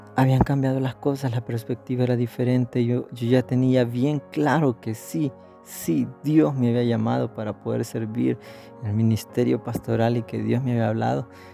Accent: El Salvador; nací aquí, crecí aquí, estoy sirviendo aquí

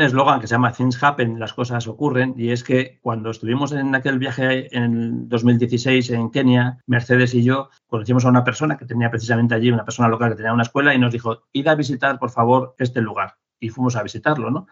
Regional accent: Madrid, Community of Madrid, Spain; also born or lived in Asturias; vivo, vivo en Madrid, nací en Madrid también

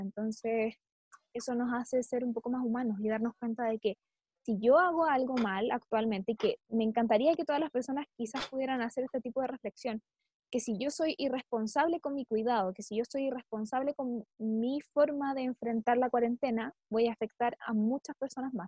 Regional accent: Chile; nosotros enfrentamos esto como chilenos

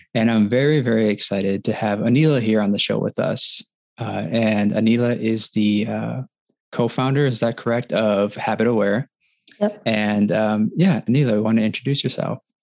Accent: Wisconsin, United States; now in Michigan, United States; I grew up in Wisconsin. I live in Michigan

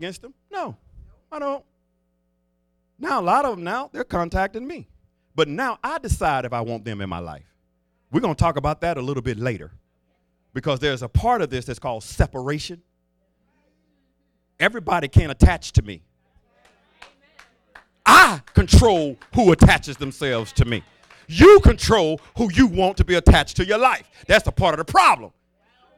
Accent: the South, United States; I was raised in the South

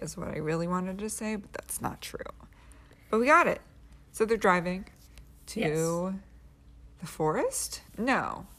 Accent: the South, United States; I was raised in the South, and that's very Southern behavior. I feel like it's strange to be in Oregon.

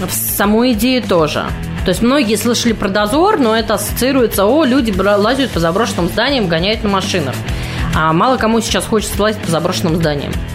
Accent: Mytishchi, Moscow Oblast, Russia; moved away as an adult; now in Moscow, Russia; Я из Мытищ. Славный город Мытищ и Подмосковье.

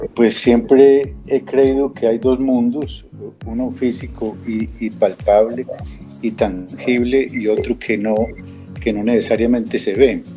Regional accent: Manizales, Caldas, Colombia; moved away as an adult; also born or lived in Colombian coast; nací en Manizales y allá viví muchos años hasta que me fui del país a estudiar por fuera

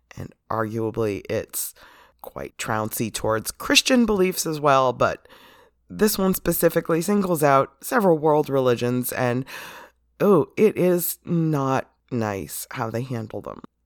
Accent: United States; as an American raised Catholic

